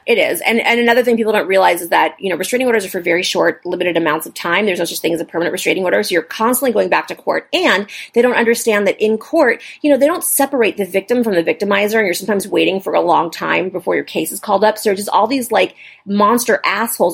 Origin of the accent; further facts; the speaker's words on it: Los Angeles, California, United States; I'm from Los Angeles